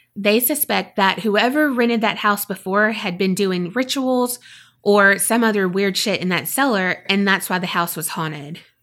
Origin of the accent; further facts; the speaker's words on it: South Florida, United States; I grew up in South Florida, and we would take trips to the Keys pretty often.